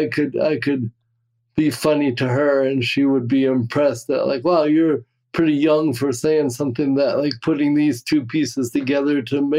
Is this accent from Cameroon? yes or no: yes; Cameroon; born there; Yeah. Well, so I was born in Cameroon, West Africa. I don't know if we ever discussed that.